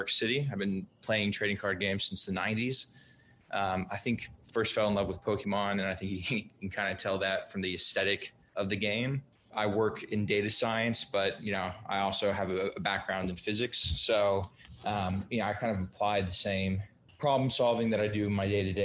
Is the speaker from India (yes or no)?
no; Brazil; moved away; I grew up in Brazil